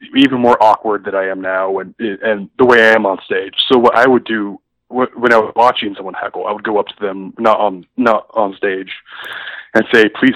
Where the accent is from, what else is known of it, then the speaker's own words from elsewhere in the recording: Eugene, Oregon, United States; I grew up in Eugene.